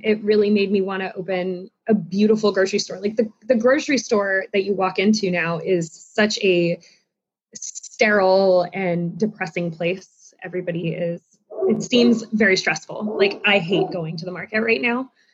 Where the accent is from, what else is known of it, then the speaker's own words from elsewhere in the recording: South Florida, United States; moved away as an adult; now in Charlotte, United States; I grew up in South Florida and ended up in Charlotte about 15 years ago